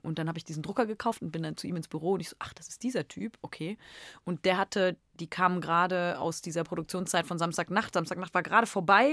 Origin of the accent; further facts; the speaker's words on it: Cologne, North Rhine-Westphalia, Germany; accent: Kölsch; meine Sprache meiner Heimat